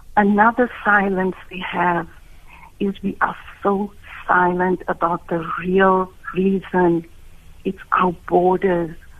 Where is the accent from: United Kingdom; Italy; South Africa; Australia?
South Africa; me as a South African with a small business